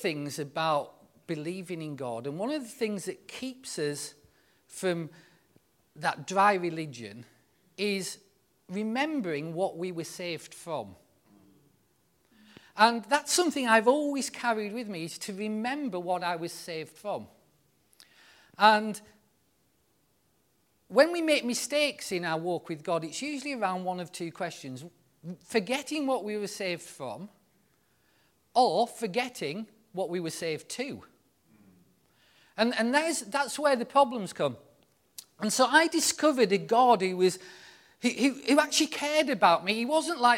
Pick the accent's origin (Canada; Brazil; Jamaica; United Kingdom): United Kingdom; the north of England; being a northern lad